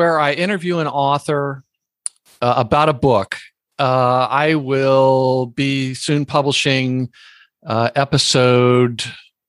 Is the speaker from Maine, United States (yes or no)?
no; Lower Alabama, United States; I was born in lower Alabama.